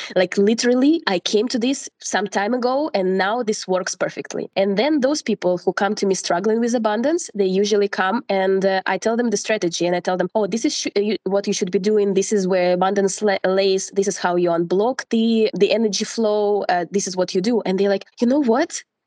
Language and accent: English; Russia; moved away as an adult; now in Portugal; I'm from Russia and I've been living in Portugal for the last six years